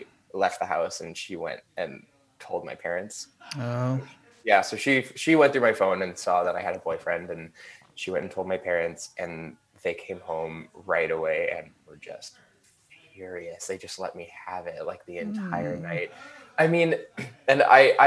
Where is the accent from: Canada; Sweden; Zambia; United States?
Canada; Burnaby, British Columbia; also born or lived in Vancouver, British Columbia, Canada; I was born in Vancouver, British Columbia, Canada. And I grew up in Burnaby, which is a city that's like 20 minutes away from Vancouver.